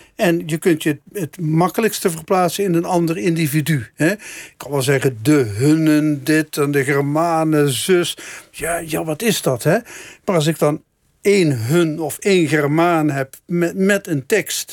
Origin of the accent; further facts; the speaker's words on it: Meijel, Limburg, Netherlands; Ik kom uit Meijel, maar mijn ouders komen wel ietsje verder uit Limburg, dus uit Helden